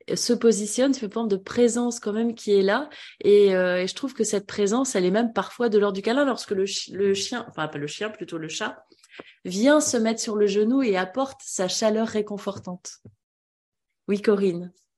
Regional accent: Vendée, Pays de la Loire, France; moved away; Je viens de Vendée

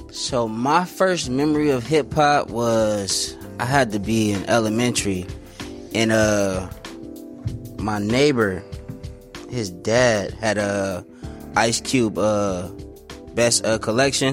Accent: San Bernardino, California, United States; moved away as an adult; now in Phoenix, United States; I'm originally from San Bernardino

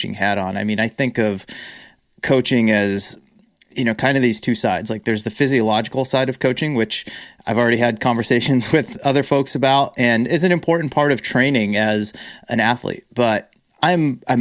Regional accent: Worcester, Massachusetts, United States; where I grew up in Worcester, Massachusetts.

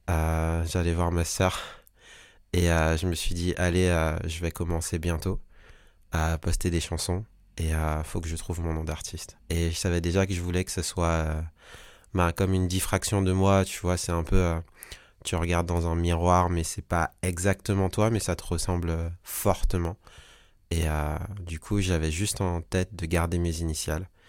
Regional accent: French Guiana, France; now in Paris, France; Je suis un artiste, un singer-songwriter. Je viens de Paris. Même si à la base, je viens de Guyane, mais ça fait suffisamment longtemps que je suis à Paris et j'ai démarré à Paris.

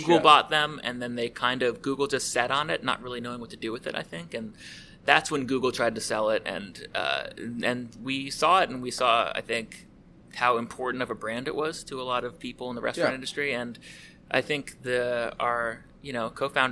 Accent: Fort Lauderdale, Florida, United States; I grew up in Fort Lauderdale. I grew up on Middle River

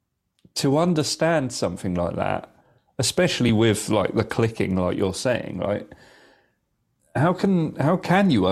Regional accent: England, United Kingdom; as English people

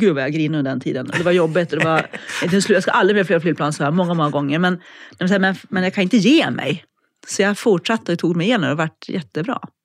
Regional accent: Norrland, Sweden; moved away as an adult; also born or lived in Umeå / Alps; now in Linköping, Sweden; Jag är från Norrland från början, mm. uppvuxen där

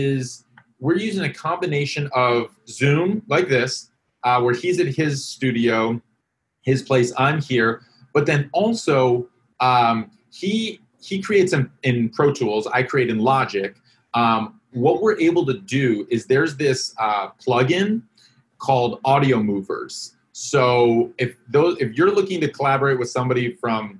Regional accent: Wisconsin, United States; Sheboygan, Wisconsin. All right, my home state

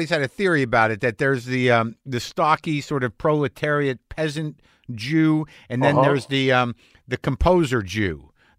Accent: Albuquerque, New Mexico, United States; I grew up in New Mexico, so we had there was only so many Jews.

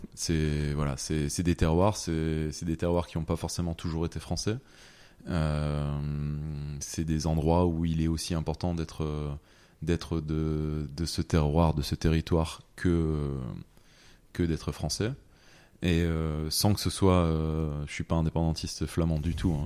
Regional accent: French Flanders, Hauts-de-France, France; j'ai toujours été fier de venir euh, de la Flandre

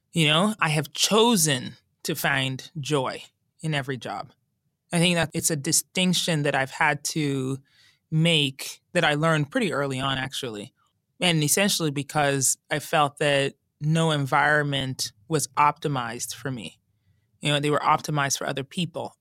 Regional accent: Colorado, United States; I grew up in Colorado, and as a teen, going into Black Forest, which was near my house

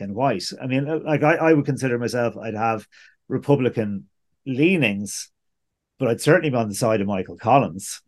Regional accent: Ireland; even as just Irish people

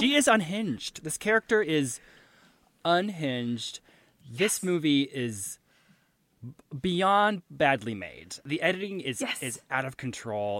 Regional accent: Jacksonville, Florida, United States; I'm from Jacksonville

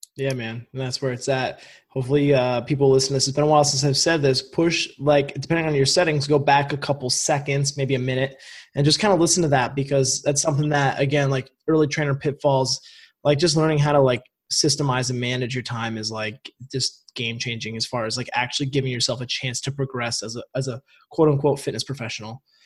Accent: Vermont, United States; I'm from Vermont

